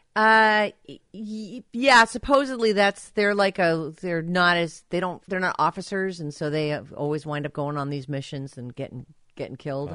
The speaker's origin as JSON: {"language": "English", "region": "Rhode Island", "country": "United States", "tie": "born or raised there", "said": "I was born in Rhode Island"}